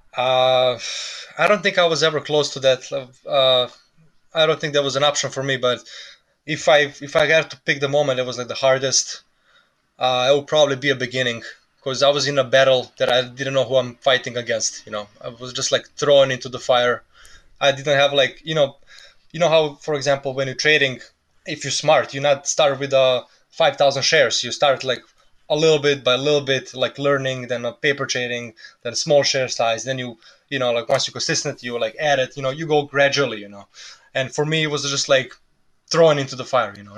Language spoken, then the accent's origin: English; Serbia; English is a second language; moved away as an adult; also born or lived in New Jersey / Florida; now in United States